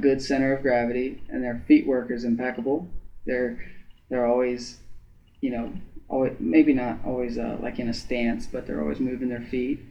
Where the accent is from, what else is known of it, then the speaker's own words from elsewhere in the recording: Ada, Ohio, United States; I'm from Ada. We had 66 in my graduating class